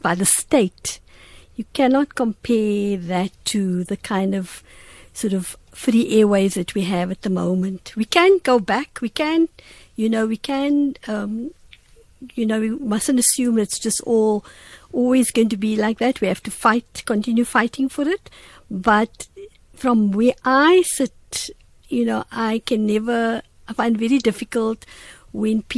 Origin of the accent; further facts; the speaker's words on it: Cape Town, Western Cape, South Africa; I live in the same area that I grew up in Wynberg